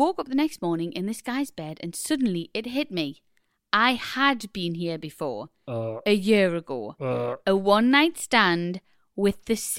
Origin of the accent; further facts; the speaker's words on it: Newcastle, North East England, United Kingdom; I'm originally from Newcastle, but the better side of the river.